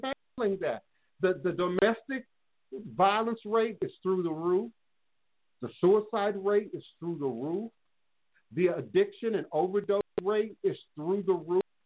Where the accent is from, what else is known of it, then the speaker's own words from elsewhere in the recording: Washington, District of Columbia, United States; I grew up in D.C. 70s